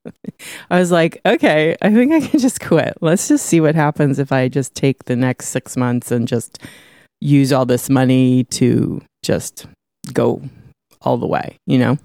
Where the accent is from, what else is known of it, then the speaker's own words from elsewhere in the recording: San Francisco, Grass Valley, California, United States; I was born in San Francisco, one of the f, five people that were ever born in San Francisco.